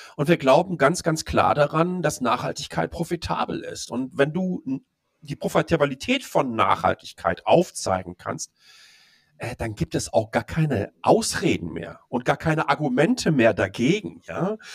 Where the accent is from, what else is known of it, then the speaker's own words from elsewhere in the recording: Dortmund, North Rhine-Westphalia, Germany; moved away as an adult; also born or lived in Ruhr area; now in Taipei, Taiwan; ich bin gebürtiger Dortmunder